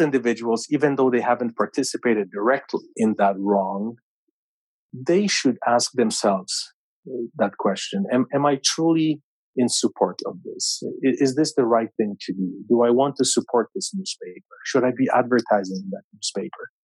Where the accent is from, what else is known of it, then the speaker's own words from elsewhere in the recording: Canada; as a Canadian of Polish heritage